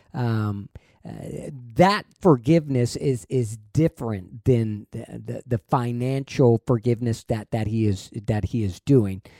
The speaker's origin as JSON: {"language": "English", "region": "Texas", "country": "United States", "tie": "born or raised there", "said": "it's just bred into you that, hey, being a Texan is, there's a, there's a higher standard"}